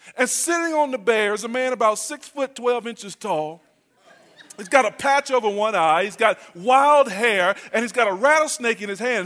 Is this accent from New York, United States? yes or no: no; North Carolina, United States; I'm from North Carolina.